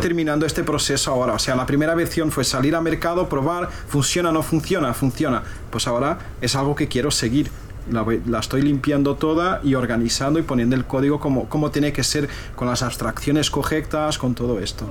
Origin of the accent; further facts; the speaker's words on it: Portugal; now in Spain; soy portugués